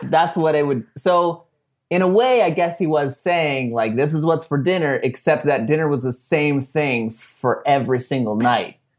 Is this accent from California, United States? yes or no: yes; San Diego, California, United States; we're from San Diego